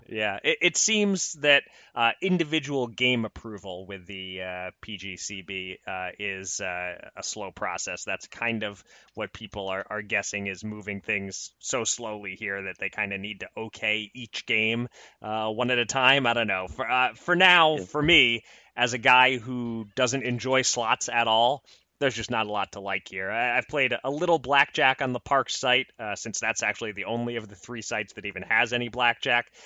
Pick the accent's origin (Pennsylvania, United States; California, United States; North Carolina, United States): Pennsylvania, United States; my home state of Pennsylvania